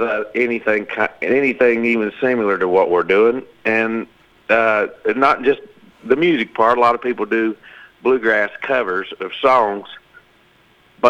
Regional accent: Arkansas, United States; moved away as an adult; now in Nashville, United States; We was raised in Arkansas. We got a farm there

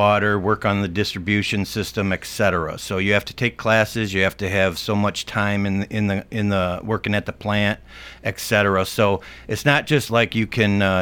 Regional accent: Aurora, Illinois, United States; moved away as an adult; now in Middle Tennessee, United States; just a little bit west, the city of Aurora

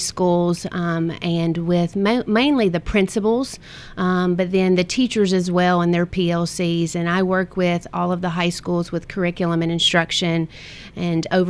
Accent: United States; This is home. Always has been, always will be. There's no other place that I'd rather be. And I'm extremely blessed to get to have my career here in my hometown.

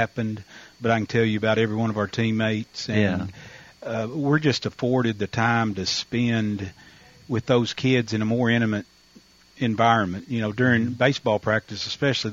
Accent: Russellville, Arkansas, United States; moved away; I grew up 80 miles east of there in Russellville, which is, we were directly between Little Rock and Fort Smith

